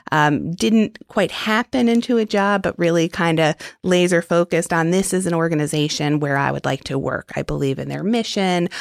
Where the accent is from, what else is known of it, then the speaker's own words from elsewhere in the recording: New York City, New York, United States; moved away as an adult; also born or lived in Arlington, Virginia / Washington, D.C.; I was born and raised in Manhattan